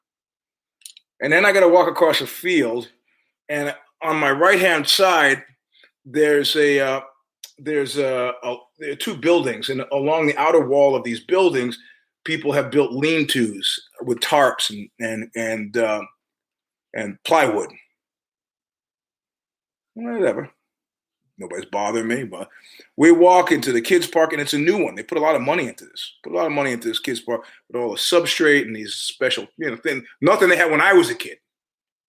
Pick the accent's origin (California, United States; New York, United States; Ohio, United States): New York, United States; moved away; also born or lived in Palo Alto; I'm a New Yorker